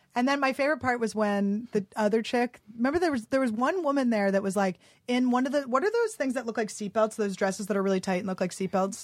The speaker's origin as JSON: {"language": "English", "town": "Philadelphia", "region": "Pennsylvania", "country": "United States", "tie": "born or raised there", "also_born_or_lived": "New York / Santa Fe, New Mexico", "moved": "yes", "lives_now": "Los Angeles, United States", "said": "I grew up in Philly."}